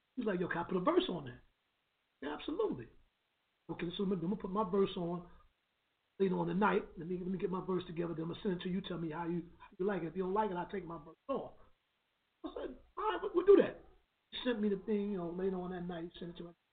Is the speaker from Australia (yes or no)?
no; New York City, New York, United States